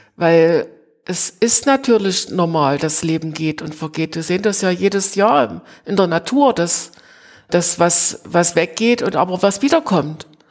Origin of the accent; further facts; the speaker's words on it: Greiz, Thuringia, Germany; moved away as an adult; now in Plauen, Germany; Ich bin gebürtig in Greiz, es ah, gehört ja. auch zum Vogtland ja. und bin aber nach dem Studium äh, hier in Plauen gelandet